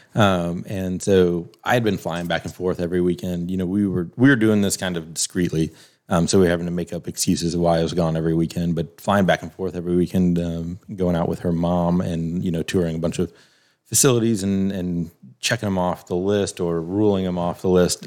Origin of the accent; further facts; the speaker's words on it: South Carolina, United States; moved away as an adult; also born or lived in Wisconsin; my, my family was from Ohio, hers was from Florida. You know, we grew up in South Carolina